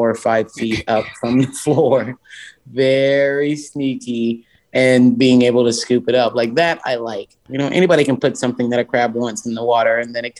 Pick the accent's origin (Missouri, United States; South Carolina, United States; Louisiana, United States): South Carolina, United States; Charleston; Charleston, South Carolina is my hometown. I love it. I grew up in downtown Charleston